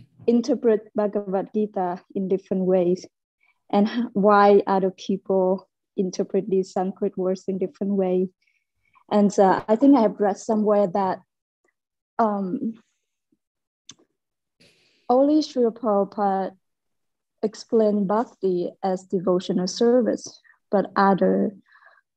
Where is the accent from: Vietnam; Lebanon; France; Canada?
Vietnam; I'm from Vietnam